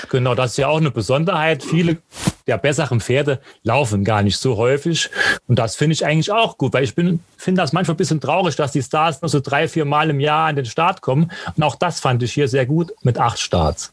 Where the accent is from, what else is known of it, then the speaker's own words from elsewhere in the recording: Germany; ich komme aus Quirschi